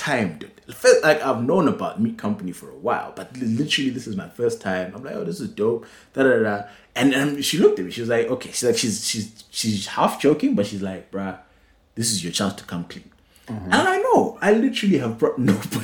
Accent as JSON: {"language": "English", "region": "Bulawayo", "country": "Zimbabwe", "moved": "yes"}